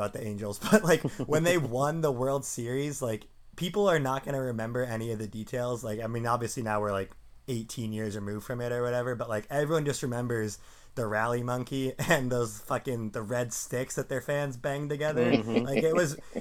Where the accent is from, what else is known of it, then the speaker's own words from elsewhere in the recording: Sammamish, Washington, United States; moved away as an adult; also born or lived in San Diego; I'm from Sammamish originally